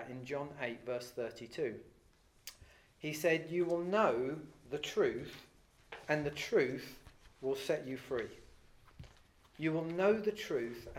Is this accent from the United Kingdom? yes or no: yes; England, United Kingdom; I'm English, but you'd say, well, that's just where you live